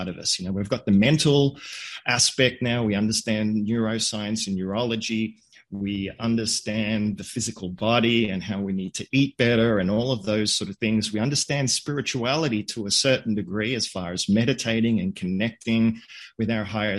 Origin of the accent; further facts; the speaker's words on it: Australia; I grew up in Australia. My parents are Hungarian